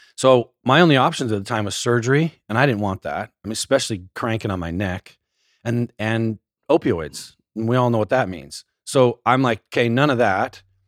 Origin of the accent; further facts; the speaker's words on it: small town outside Salt Lake City, Utah, United States; I grew up in Utah, a little small town just outside of Salt Lake